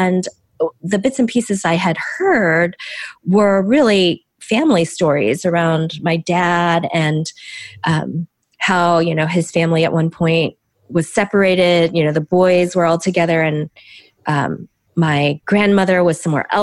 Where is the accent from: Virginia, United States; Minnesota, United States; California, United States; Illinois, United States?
Illinois, United States; Chicago suburbs; first language Korean; English is a second language; also born or lived in Green Bay, Wisconsin, United States; I'm from the Chicago suburbs. I've really known no other home except maybe the north side of Chicago